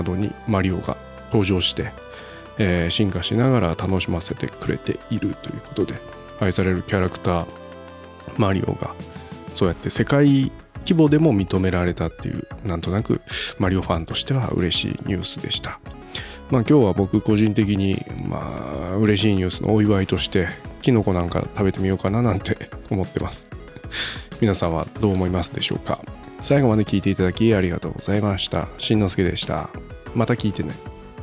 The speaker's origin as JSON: {"language": "Japanese", "country": "Japan"}